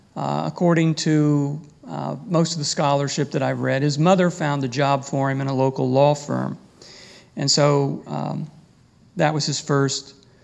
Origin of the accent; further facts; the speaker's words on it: Kentucky, United States; now in Michigan, United States; I'm from Kentucky and if you hear an occasional y'all or something like that, that's just me.